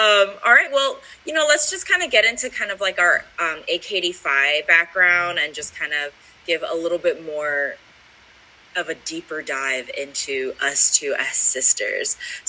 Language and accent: English; Chicago, Illinois, United States; also born or lived in West Lafayette, Indiana; I am also born and raised from Chicago.